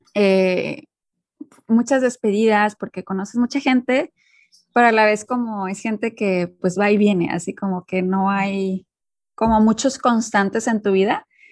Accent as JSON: {"language": "Spanish", "town": "Monterrey", "region": "Nuevo León", "country": "Mexico", "moved": "as an adult", "said": "viviendo fuera de México ya tengo pues ahora sí que pues más de 10 años"}